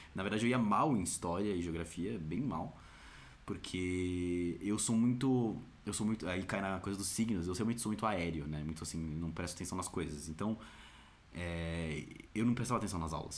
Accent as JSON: {"language": "Portuguese", "region": "São Paulo", "country": "Brazil", "tie": "born or raised there", "said": "eu nasci em São Paulo, SP, Brasil"}